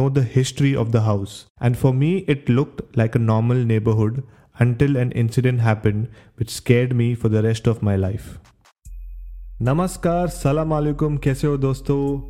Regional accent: Mapusa, Goa, India; I grew up in Mapsa, Goa.

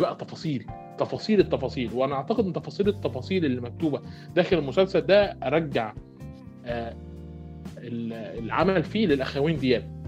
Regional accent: Port Said, Port Said Governorate, Egypt; انا واحد من بورسعيد

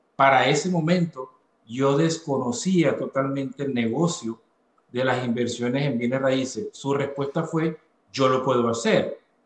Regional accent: Venezuela; moved away as an adult; now in Atlanta, United States; soy venezolano, soy venezolano, vine a este maravilloso país hace ocho años, luego de haber salido de, de mi natal Venezuela, y en este momento, pues vivo en la ciudad de Atlanta, Georgia

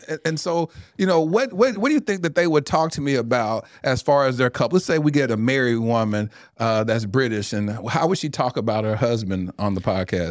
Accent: Mesquite, Texas, United States; I grew up in the Assemblies of God. only black family in an all-white church in Mesquite, Texas

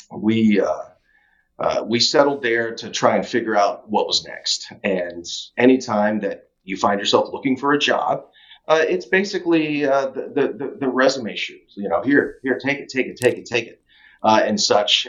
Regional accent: Tampa, Florida, United States; also born or lived in Philippines; we settled in Tampa, Florida. So, for all intents and purposes, Tampa, Florida, go Bucks, is my home.

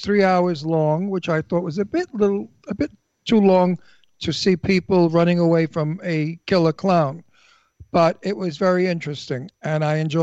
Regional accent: New York City, New York, United States; I was brought up in Brooklyn, and Brooklyn people have an honor system

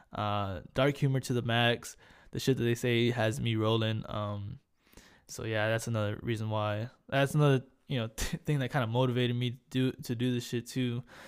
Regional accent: Corpus Christi, Texas, United States; accent: Hispanic; moved away as an adult; also born or lived in Hawaii; I, I grew up in Corpus. Um, stayed there pretty much my whole life.

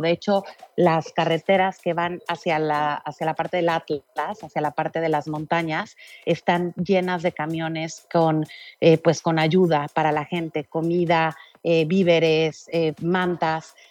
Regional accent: Mexico; yo soy mexicana y en el 2017 estuve en el temblor de México

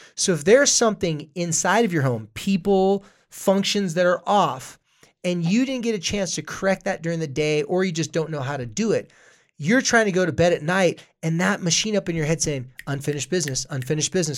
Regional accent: Carlsbad, California, United States; I was from Carlsbad, California

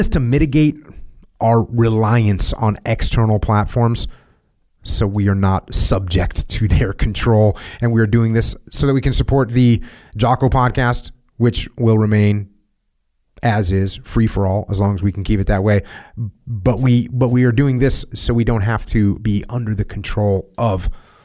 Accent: New England, United States; I'm from New England

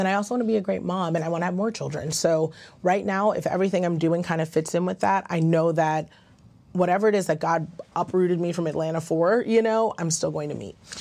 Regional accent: Ghana; I'm Ghanaian, that's how we were raised

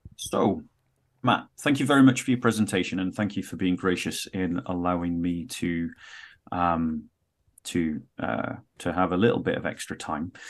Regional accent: United Kingdom; I'm speaking from the British context

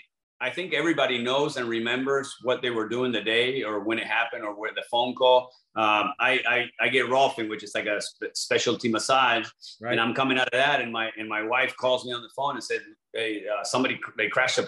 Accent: Argentina; English is a second language; We have a huge following in Europe, Mexico. I'm from Argentina.

